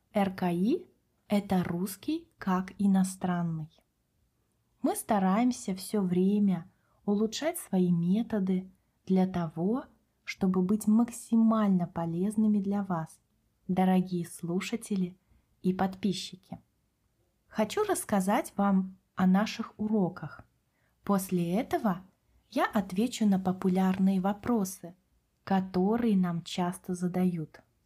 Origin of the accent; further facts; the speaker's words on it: Kaliningrad, Kaliningrad Oblast, Russia; Мы с Катей родились в России, выросли в городе Калининград на берегу Балтийского моря